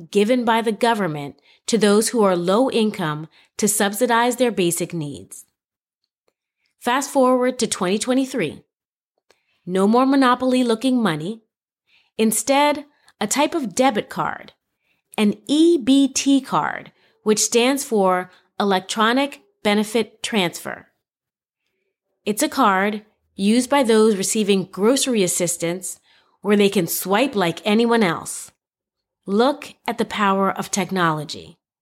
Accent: New York City, New York, United States; growing up in Spanish Harlem

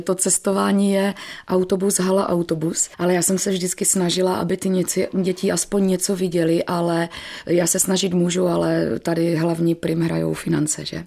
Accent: Bohumín, Moravian-Silesian Region, Czechia; u nás v Bohumíně byla taková velice slavná sportovní gymnastika, takže samozřejmě první kroky mých rodičů, protože jsem byla velmi neposedná, vedli tam

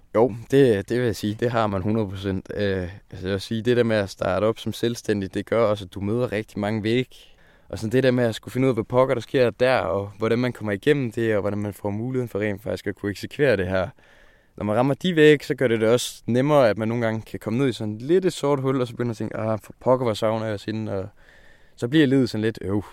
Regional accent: Skive, Central Denmark Region, Denmark; hjemme i Skive

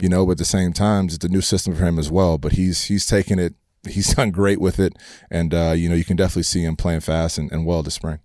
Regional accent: Humble, Texas, United States; I grew up in Humble, Texas

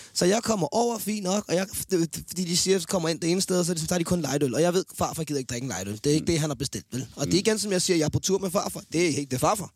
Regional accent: Denmark; jeg er en sportsmand fra Danmark

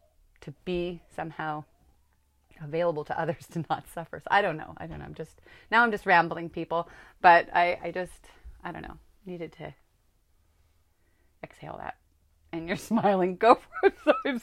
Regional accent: California, United States; I grew up in Northern California with two spiritual parents

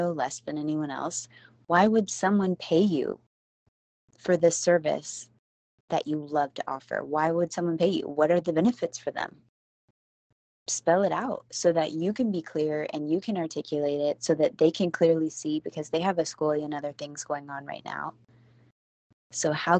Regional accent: Houston, Texas, United States; I'm from Houston

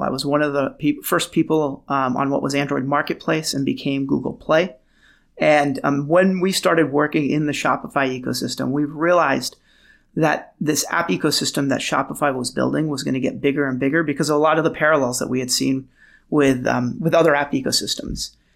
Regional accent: Beirut, Beirut Governorate, Lebanon; moved away; also born or lived in Los Angeles / San Francisco / New York; I was born in Beirut, Lebanon

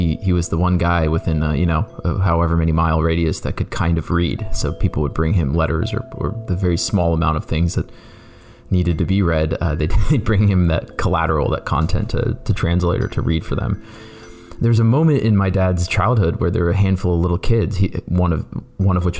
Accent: Canton, Ohio, United States; I grew up in Canton, Ohio

